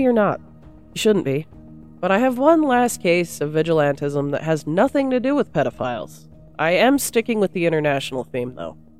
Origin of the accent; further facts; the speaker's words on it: United States; accent: American; my awesome American accent